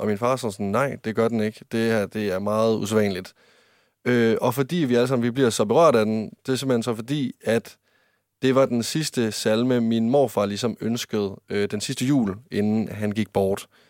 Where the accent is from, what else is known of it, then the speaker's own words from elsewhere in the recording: Varde, Southern Denmark, Denmark; moved away; der var jeg hjemme i Varde, der var jeg kommer fra, over i Vestjylland